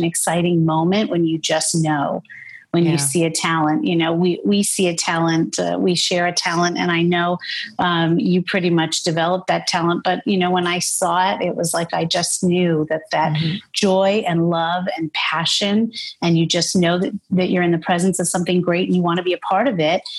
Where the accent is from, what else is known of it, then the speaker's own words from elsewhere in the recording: New York City, New York, United States; I grew up in Brooklyn